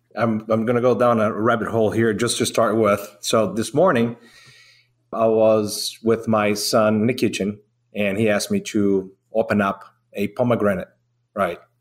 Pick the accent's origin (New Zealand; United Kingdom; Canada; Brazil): Brazil; now in Georgia, United States; I'm from Brazil.